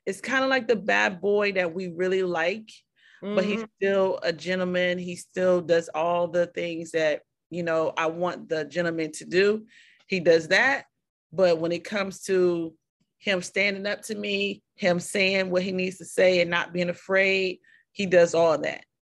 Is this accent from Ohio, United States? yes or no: yes; Ohio, United States; also born or lived in Atlanta; You know, he's from Miami. I'm from Ohio, Atlanta.